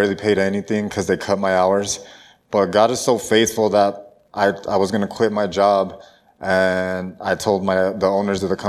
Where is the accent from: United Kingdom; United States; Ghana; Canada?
United States; El Paso, Texas; now in Colorado Springs, United States; I'm originally from El Paso, Texas, but I moved down there to Colorado Springs